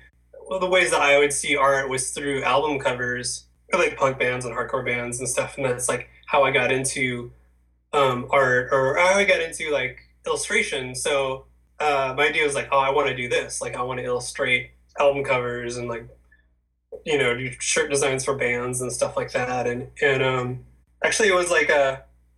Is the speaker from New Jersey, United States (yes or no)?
no; Orange County, California, United States; also born or lived in Pasadena; I grew up in Orange County. I was born in Pasadena, but I grew up in Orange County.